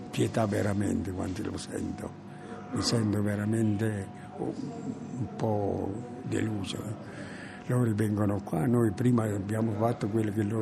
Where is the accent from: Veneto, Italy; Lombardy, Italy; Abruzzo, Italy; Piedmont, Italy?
Abruzzo, Italy; Castel del Monte; moved away as an adult; also born or lived in Charleroi, Belgium